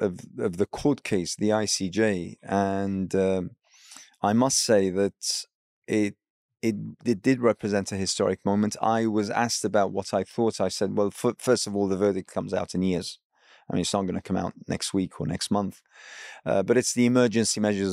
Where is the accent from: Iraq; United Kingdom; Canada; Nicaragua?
Iraq; as someone who hails from an Arab background. I'm from Iraq.